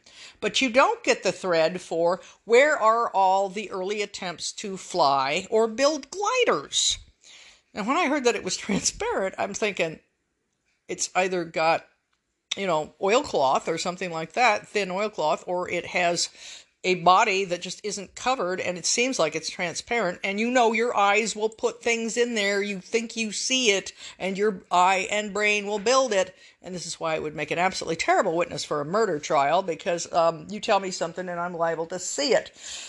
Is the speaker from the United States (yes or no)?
yes; the West, United States; there was a certain sort of dark humor that I grew up with in the West